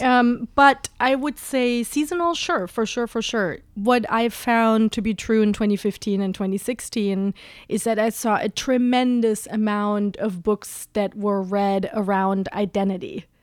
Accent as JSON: {"language": "English", "country": "Germany", "also_born_or_lived": "West Coast, United States", "moved": "yes", "lives_now": "New York, United States", "said": "I'm originally from Germany"}